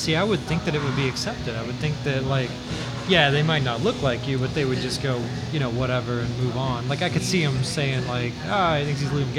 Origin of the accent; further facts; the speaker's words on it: Bowling Green, Kentucky, United States; I'm from more towards Bowling Green.